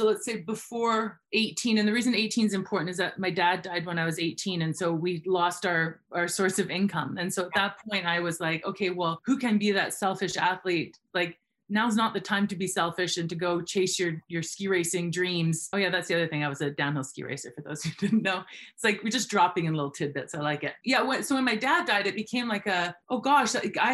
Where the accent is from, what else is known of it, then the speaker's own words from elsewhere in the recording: Fernie, British Columbia, Canada; I am Canadian, born and raised in a town called Fernie, British Columbia